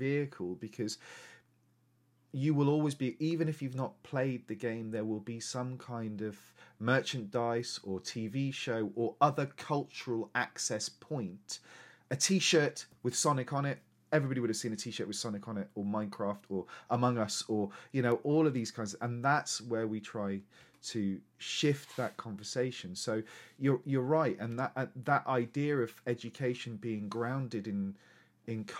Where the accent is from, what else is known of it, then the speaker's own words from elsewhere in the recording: Lincolnshire, East Midlands, United Kingdom; also born or lived in London; I was born in London, moved to Lincolnshire when I was very 6 months old. So there was, in Lincolnshire in the 80s and 90s, there was no ethnicity or diversity at all.